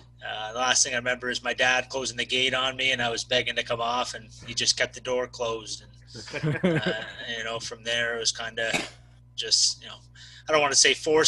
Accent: LaSalle, Ontario, Canada; also born or lived in Mississauga, Ontario; the town of LaSalle, that's where I'm from. I was born in Mississauga, but I moved down here, about 4 or 5 years old

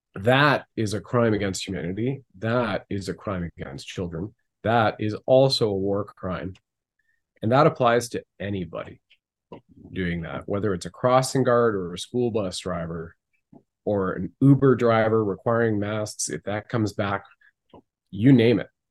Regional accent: Canada; being a Canadian right now

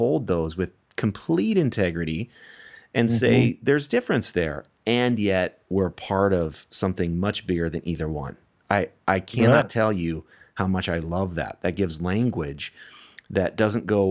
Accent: United States; I'll just speak as an American here.

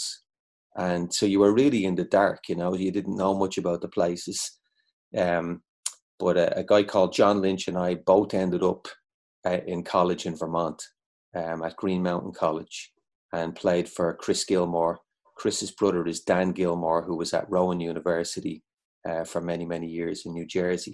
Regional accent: Dublin, Leinster, Ireland; now in United States; grew up in Dublin in the late 80s

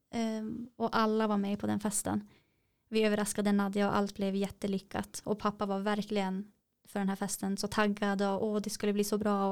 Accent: Kiruna, Norrbotten County, Sweden; vi är ju från Kiruna.

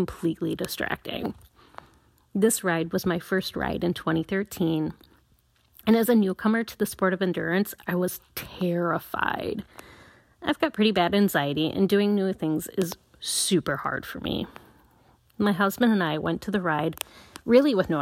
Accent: La Crosse, Wisconsin, United States; I am from La Crosse, Wisconsin, and I ride in the Midwest region in the United States

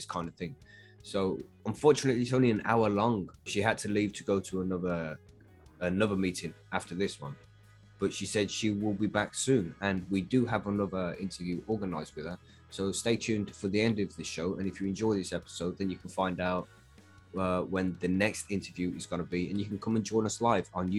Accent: United Kingdom; I'm from the UK

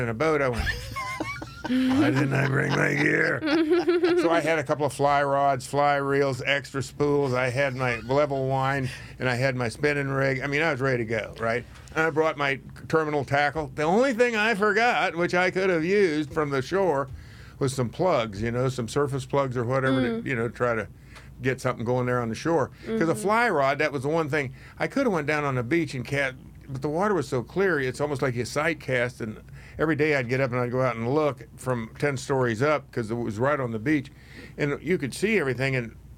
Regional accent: Kansas, United States; moved away; I'm from Kansas

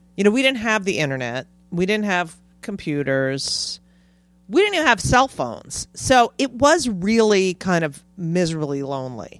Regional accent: New York, United States; I'm a New Yorker

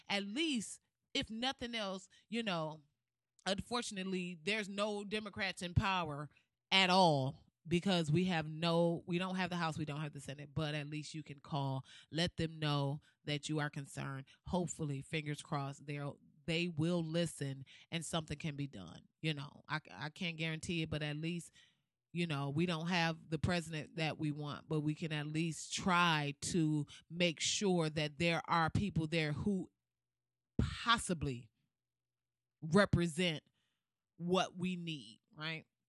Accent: Flint, Michigan, United States; Flint, my hometown, my home city

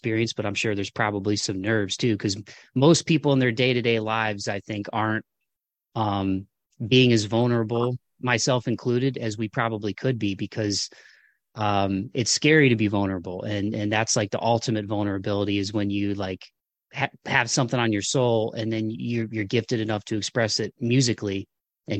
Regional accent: Toledo, Ohio, United States; moved away; I'm from Toledo, Ohio, originally, and it's about an hour south of Detroit. So it was a cool place to grow up

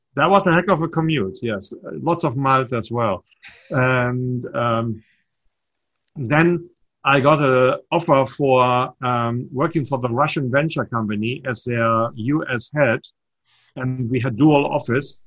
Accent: Germany; accent: slight German accent; moved away as an adult; also born or lived in Nashua, New Hampshire / Hopkinton, Massachusetts; now in United States; I was born in Germany, but I'm not German

